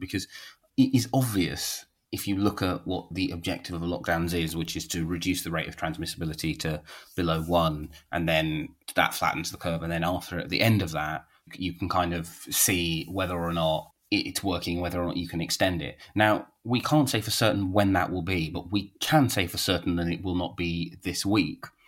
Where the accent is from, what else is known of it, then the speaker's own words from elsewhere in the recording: London, United Kingdom; I see myself as a Londoner